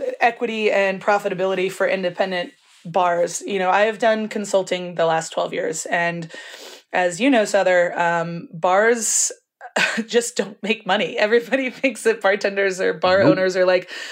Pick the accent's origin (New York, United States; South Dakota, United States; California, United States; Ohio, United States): California, United States; Napa; now in Albuquerque, United States; I grew up in Napa and I wanted to be a winemaker